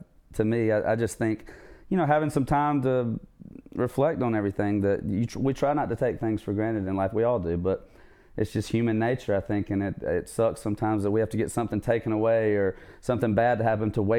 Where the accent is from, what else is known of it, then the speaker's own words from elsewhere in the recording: southwest Georgia, United States; also born or lived in Savannah, Georgia; moved over with my mom when my parents split around fifth grade, and so that's the other side of the state, southwest Georgia, where I kind of call home, and that's where I went to high school